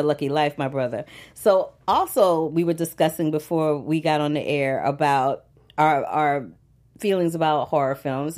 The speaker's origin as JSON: {"language": "English", "town": "St. Louis", "region": "Missouri", "country": "United States", "tie": "born or raised there", "said": "I grew up in the Midwest in Saint Louis, Missouri"}